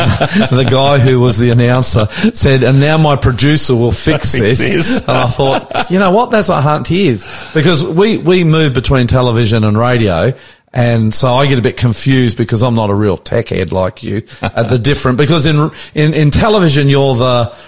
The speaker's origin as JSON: {"language": "English", "country": "Australia", "said": "I'm the Aussie pastor."}